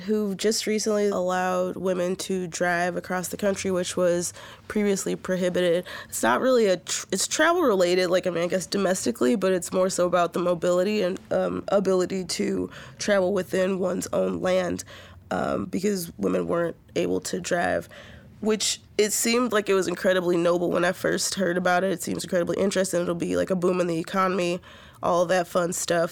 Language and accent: English; Chicago, Illinois, United States; now in Portland, United States; I grew up in Chicago